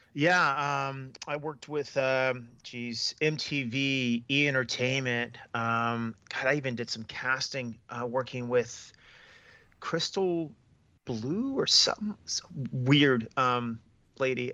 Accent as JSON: {"language": "English", "country": "United States", "moved": "as an adult", "lives_now": "Australia", "said": "I'm American. I'm a Latino American"}